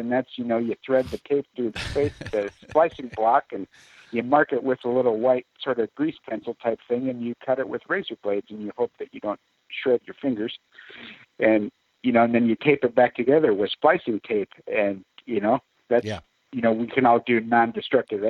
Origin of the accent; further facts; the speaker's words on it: Ames, Iowa, United States; we're from Ames, which is not that far from Clear Lake